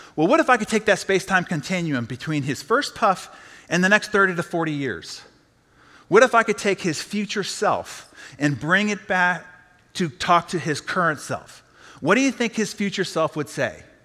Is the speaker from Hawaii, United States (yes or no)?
no; San Diego, California, United States; I'm from San Diego